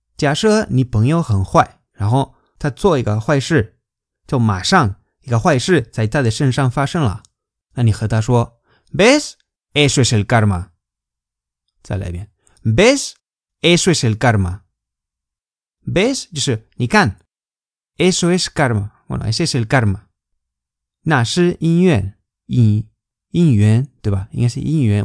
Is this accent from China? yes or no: no; Spain; Chinese is a second language; 我们西班牙人